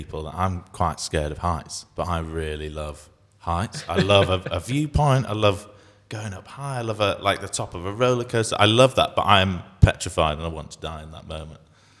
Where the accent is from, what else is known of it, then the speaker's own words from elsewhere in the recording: Bradford, Yorkshire and the Humber, United Kingdom; I grew up living near Bradford, so there's all this expectation that you just have the curry.